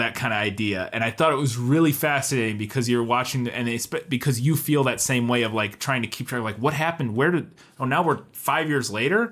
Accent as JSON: {"language": "English", "region": "Midwest", "country": "United States", "said": "we're from the Midwest"}